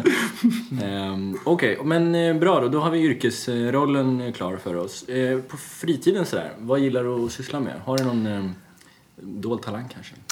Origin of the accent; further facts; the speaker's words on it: Gotland, Sweden; jag är själv uppväxt på Gotland delvis